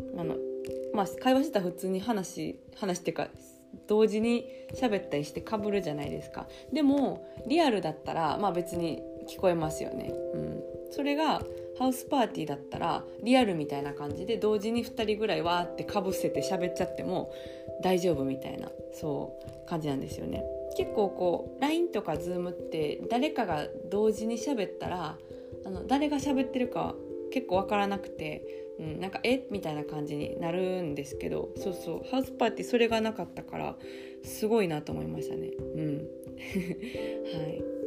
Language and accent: Japanese; Kansai, Japan; accent: Kansai intonation; moved away as an adult; now in Paris, France; イントネーションでバレてるとは思うんですけど、あの、関西出 身なんですけど、私。